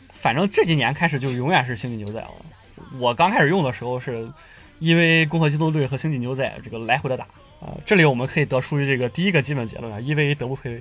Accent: China; 我们中国人还不一定能够答应

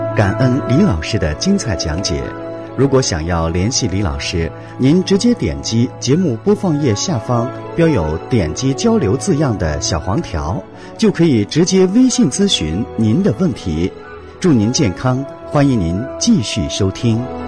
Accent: Northeast China, China; 因为在我们东北老家这个地方，很多农村地区呀，还没能普及到家家户户有自来水

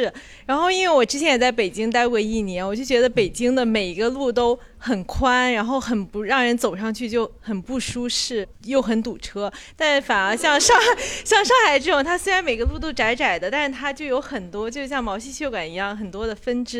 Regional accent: northern China, China; 对，就短暂忍受了一下，因为我是北方人，北京离我比较近一点。

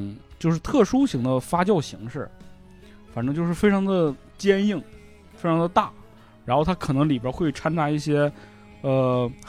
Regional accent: Northeast China, China; 而且我东北人肯定经历过，就只要你进关，必须就是山海关嘛。

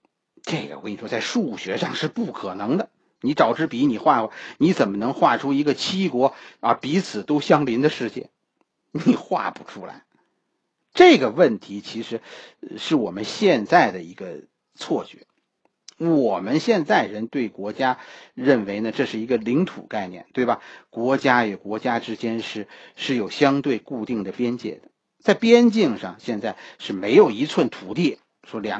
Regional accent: China; 我们中国人

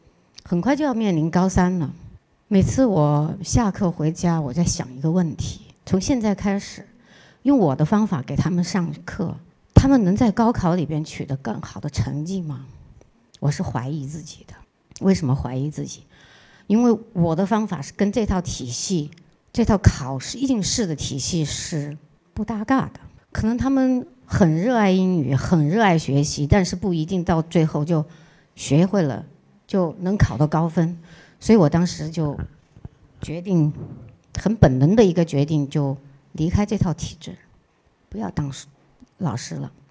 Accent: China; also born or lived in Australia; 毕竟我们还是一个中国人

